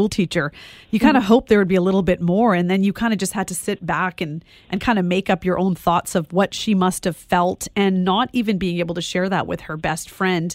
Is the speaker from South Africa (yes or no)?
no; West Coast, Canada; I grew up on the West Coast